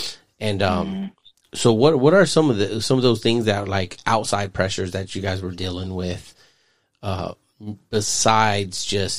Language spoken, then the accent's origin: English; Phoenix, Arizona, United States; I didn't know what a Filipino was coming from Phoenix.